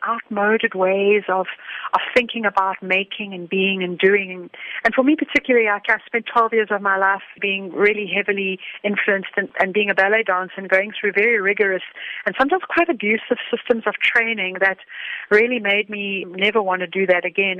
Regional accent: South Africa; being a South African

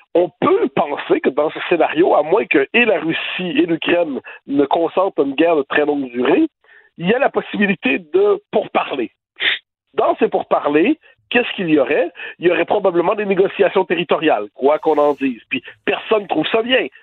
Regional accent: Quebec, Canada; now in France

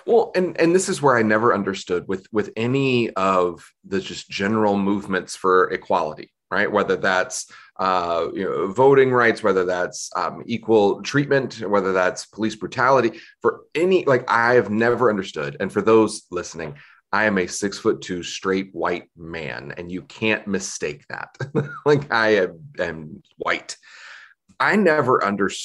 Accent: Southeast United States, United States; growing up in the Southeast United States

